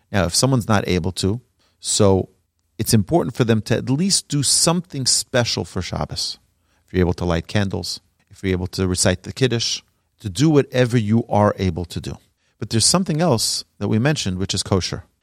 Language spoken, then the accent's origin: English; New York City, New York, United States; I grew up in Brooklyn, New York